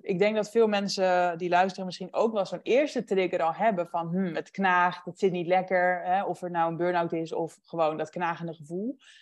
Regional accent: Huizen, North Holland, Netherlands; moved away as an adult; also born or lived in Amsterdam; mijn bijbaantje en mijn sport in huizen waar ik ben opgegroeid

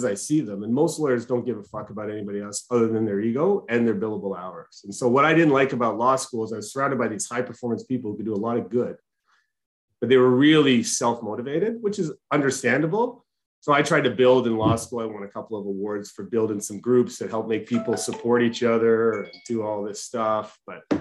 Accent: Markham, Ontario, Canada; I grew up in Markham, Ontario

